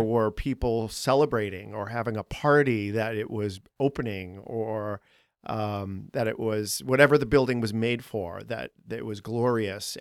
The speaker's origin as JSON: {"language": "English", "town": "Boston", "region": "Massachusetts", "country": "United States", "moved": "as an adult", "lives_now": "Chicago, United States", "said": "I'm from Boston."}